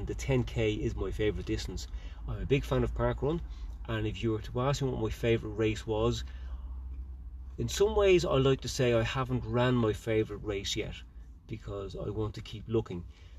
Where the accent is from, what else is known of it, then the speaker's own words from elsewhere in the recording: Ireland; I'm an Irish international ultra runner.